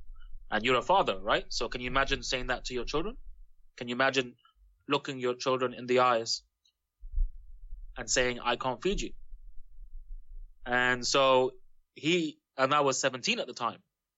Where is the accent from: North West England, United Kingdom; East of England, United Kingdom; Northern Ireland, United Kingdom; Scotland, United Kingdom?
Northern Ireland, United Kingdom; Belfast; born there; So, I was born in Belfast, and my father, he qualified from Cairo Medical School. He's Lebanese, but he received a scholarship to study medicine in Egypt. I was born in 1982